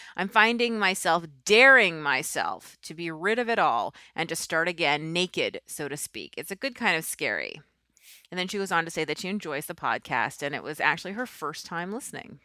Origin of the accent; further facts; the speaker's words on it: New York City, New York, United States; moved away as an adult; I'm from New York